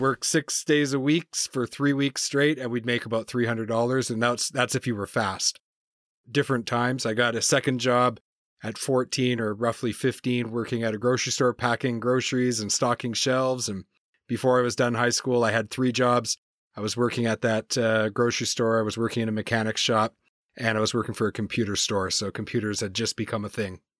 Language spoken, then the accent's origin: English; New Brunswick, Canada; also born or lived in Campbellton / Moncton / Perth-Andover; Born and raised in Canada. Uh, I grew up in, in the Maritimes, so on the Atlantic coast.